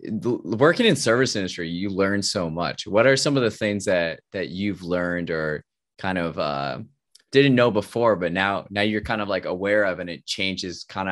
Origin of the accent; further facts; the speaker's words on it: Chicago, Illinois, United States; we're Chicagoans over here.